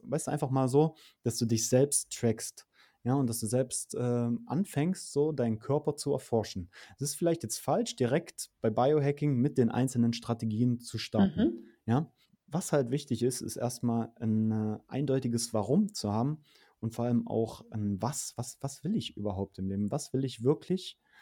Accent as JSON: {"language": "German", "region": "Saxony-Anhalt", "country": "Germany", "tie": "born or raised there", "also_born_or_lived": "Berlin", "moved": "as an adult", "said": "Ich bin auf, ähm, in einer Kleinstadt groß geworden in Sachsen-Anhalt"}